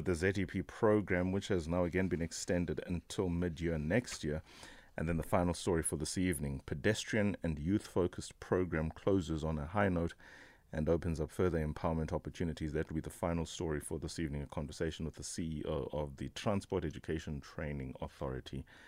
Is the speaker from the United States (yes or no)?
no; South Africa